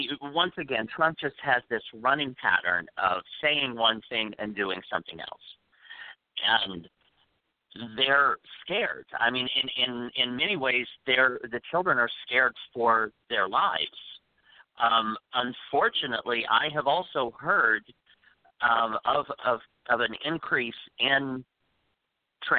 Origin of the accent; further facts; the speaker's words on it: Midwest, United States; now in New York, United States; I grew up in the Midwest in the 60s and the 70s.